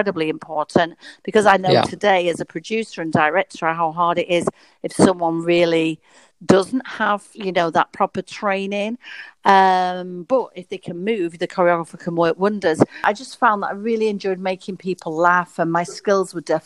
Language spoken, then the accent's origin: English; Blackpool, North West England, United Kingdom; I'm from Blackpool, which can be a small town